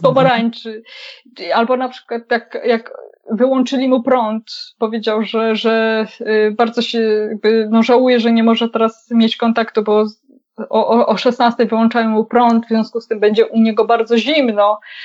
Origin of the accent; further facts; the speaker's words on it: Wołomin, Masovian Voivodeship, Poland; ja jestem z Wołomina